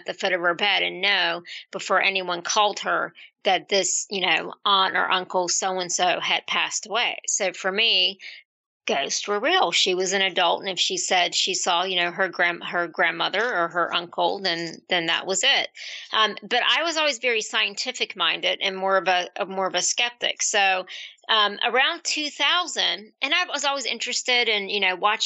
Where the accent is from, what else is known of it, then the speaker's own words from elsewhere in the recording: Central Virginia, United States; I'm from Virginia, Central Virginia, probably closer to the mountains, Southwest Virginia.